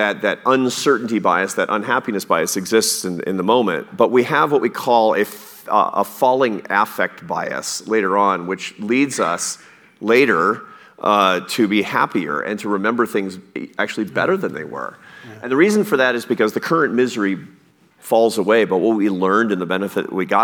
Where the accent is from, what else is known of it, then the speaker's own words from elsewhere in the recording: Pacific Northwest, United States; when I was a kid, I grew up in the Pacific Northwest, and I used to fish sometimes off the rocks on the Oregon coast.